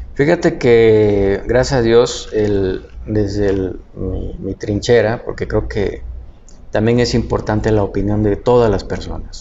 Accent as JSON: {"language": "Spanish", "region": "Tabasco", "country": "Mexico", "said": "yo soy tabasqueño"}